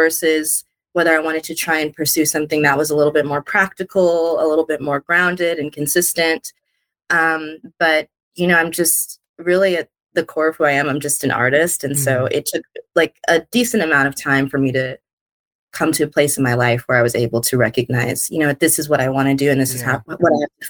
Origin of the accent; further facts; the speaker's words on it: Los Angeles, California, United States; also born or lived in Pasadena; So I am from Los Angeles, born and raised.